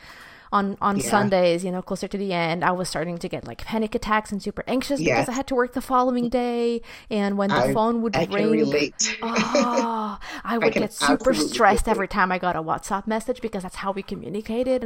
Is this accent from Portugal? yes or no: yes; Portugal; I'm from Portugal, and there's this mentality here